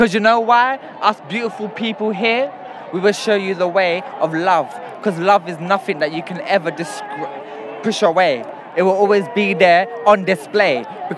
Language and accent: English; London, United Kingdom; I'm from London. I was born here and I will always be here.